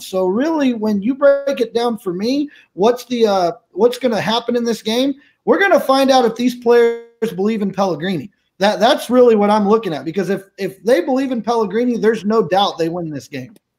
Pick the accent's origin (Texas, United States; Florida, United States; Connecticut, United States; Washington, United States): Texas, United States; now in Fresno, United States; I'm originally from Texas. Uh, out here in lovely Fresno, California